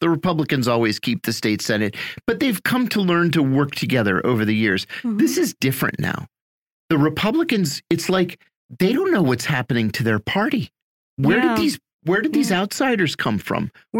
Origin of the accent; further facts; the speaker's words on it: Pennsylvania, United States; I'm from Pennsylvania, of course.